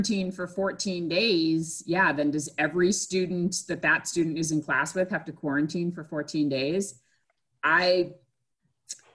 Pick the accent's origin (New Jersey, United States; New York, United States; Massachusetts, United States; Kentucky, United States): Massachusetts, United States; now in Georgia, United States; where I grew up in Massachusetts, the schools were controlled by the town